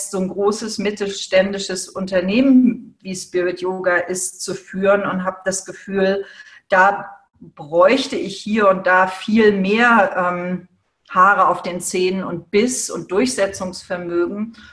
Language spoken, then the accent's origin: German; Hamburg, Germany; Ich war immer irgendwie in dem konservativen Hamburg der zu große, merkwürdige, asthmakranke Exot, der eben, der eben nicht so richtig ins Raster passt.